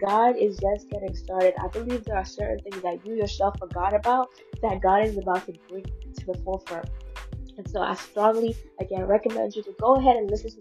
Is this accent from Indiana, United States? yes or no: no; Fort Lauderdale, Florida, United States; I'm from Fort Lauderdale, Florida